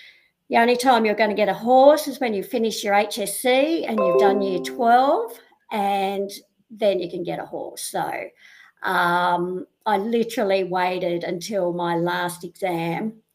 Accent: Sydney, New South Wales, Australia; I'm originally from the Northern Beaches in Sydney, down at Avalon. Grew up there, one of four kids

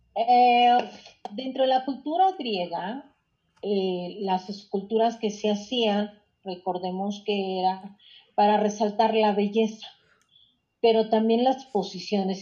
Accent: Mexico; como mexicana

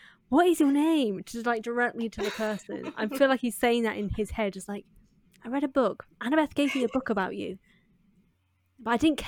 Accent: United Kingdom; Don't worry, I'm British. I don't know anything either.

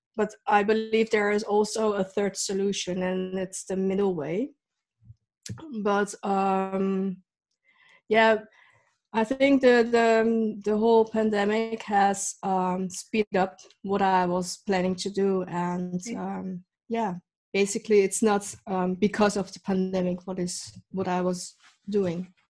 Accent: Netherlands; also born or lived in Leiden / The Hague / Rotterdam; I've lived here in the Netherlands since I was eight. So basically, the Netherlands is my home country

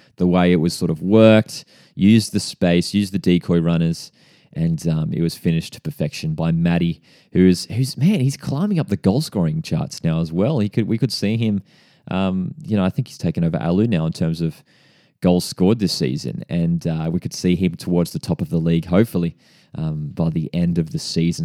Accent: Central Coast, New South Wales, Australia; based on the Central Coast, born and bred on the Central Coast.

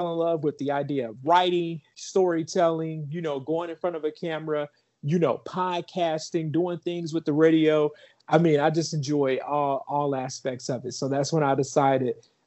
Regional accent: Park Forest, Illinois, United States; I'm from Park Forest, Illinois, the South Suburbs.

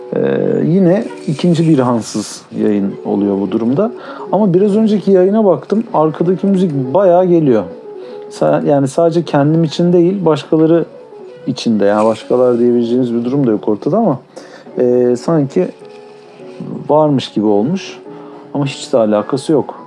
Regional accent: Turkey; çünkü Türküz

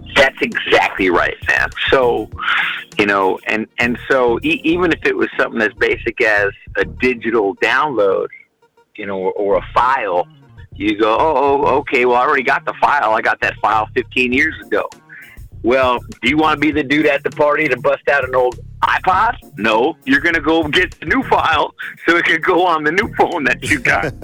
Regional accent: United States; As an American

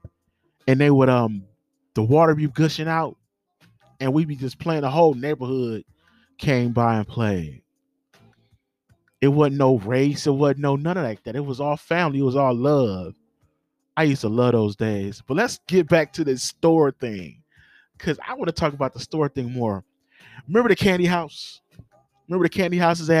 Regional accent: Los Angeles, California, United States; I grew up in Watts. You know what I'm saying? The great city of Watts

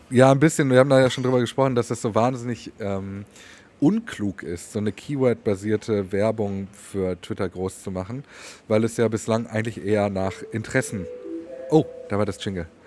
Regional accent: Swabia, Baden-Württemberg, Germany; wie wir bei uns im Schwabenland natürlich sagen, ein Geschmäckle

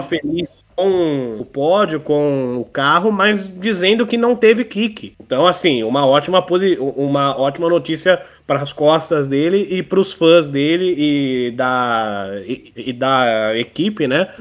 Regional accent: Brazil

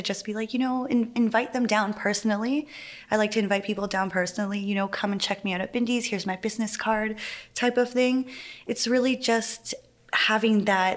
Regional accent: Winnipeg, Manitoba, Canada; I grew up in the Forks and I never got bored of being there

